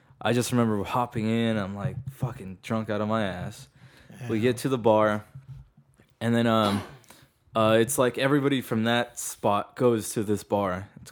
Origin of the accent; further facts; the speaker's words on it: Las Vegas, Nevada, United States; I'm from Vegas.